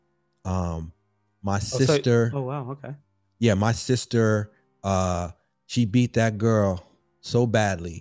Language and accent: English; New York City, New York, United States; I grew up in the South Bronx in the housing projects